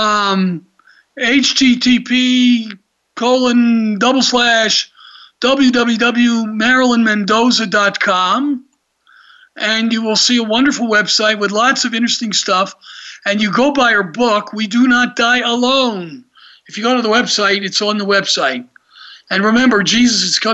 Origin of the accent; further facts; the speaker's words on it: Atlanta, Georgia, United States; I just remember growing up in Atlanta